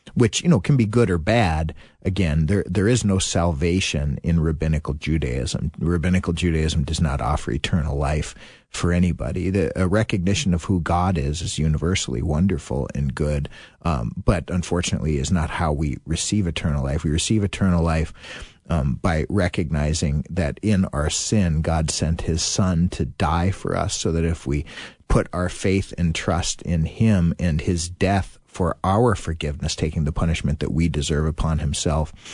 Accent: Littleton, Colorado, United States; I grew up in Littleton, Colorado for the most part

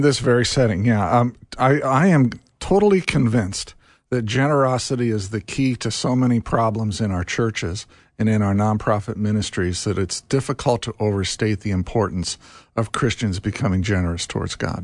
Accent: Carmel, Indiana, United States; I grew up in Carmel, Indiana.

